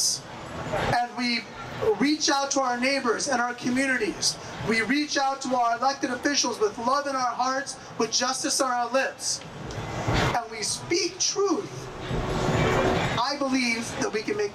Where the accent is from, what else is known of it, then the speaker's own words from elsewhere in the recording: San Jose, California, United States; my hometown of San Jose